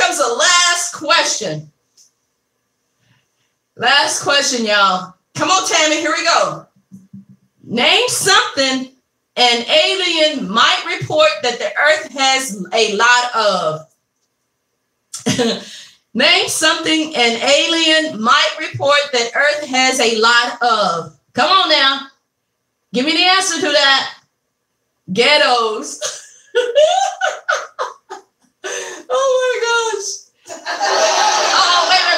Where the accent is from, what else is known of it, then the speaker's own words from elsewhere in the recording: Kentucky, United States; moved away; live in Kentucky, my hometown